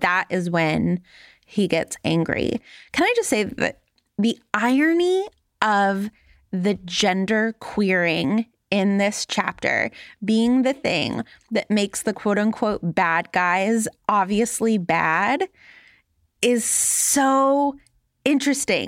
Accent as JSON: {"language": "English", "town": "Los Angeles", "region": "California", "country": "United States", "tie": "born or raised there", "said": "I grew up in Los Angeles in the nineties"}